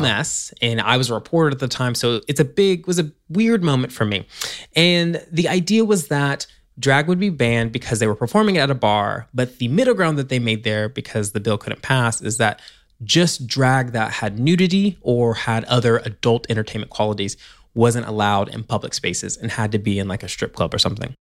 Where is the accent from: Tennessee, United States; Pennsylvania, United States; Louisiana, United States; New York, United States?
Tennessee, United States; moved away; my home state, Tennessee